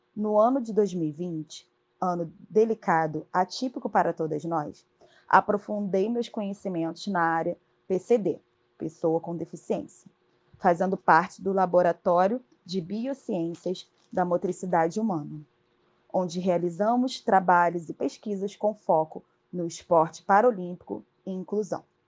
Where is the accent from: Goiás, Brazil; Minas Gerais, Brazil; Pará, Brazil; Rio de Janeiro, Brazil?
Rio de Janeiro, Brazil; Criada no subúrbio de Madureira, cresci fazendo as atividades no SESC